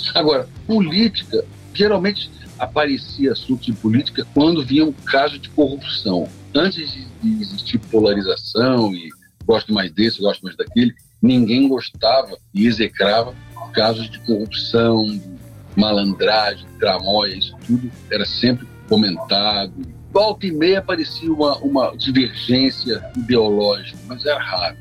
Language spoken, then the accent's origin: Portuguese; Brazil; sou do Brasil